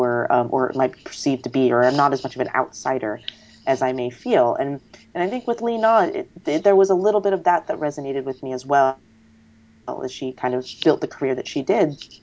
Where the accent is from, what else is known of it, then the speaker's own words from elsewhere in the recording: United States; I'm not Chinese, I'm Asian American